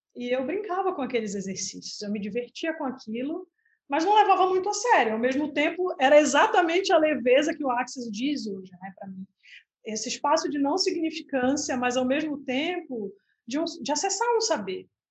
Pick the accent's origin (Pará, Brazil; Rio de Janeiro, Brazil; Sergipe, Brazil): Pará, Brazil; Belém; now in Santa Catarina, Brazil; eu sou na, nascida em Belém do Pará e moro em Santa Catarina